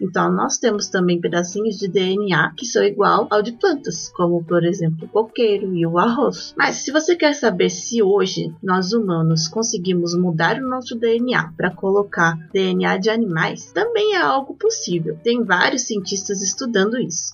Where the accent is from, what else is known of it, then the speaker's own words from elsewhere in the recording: Belo Horizonte, Minas Gerais, Brazil; Eu nasci em BH, estado de Minas Gerais